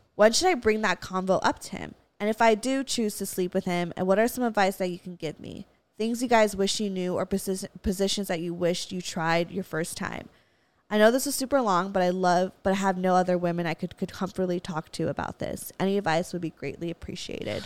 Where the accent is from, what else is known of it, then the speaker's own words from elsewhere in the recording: Valencia, California, United States; I grew up in Valencia. We have hella Walmarts.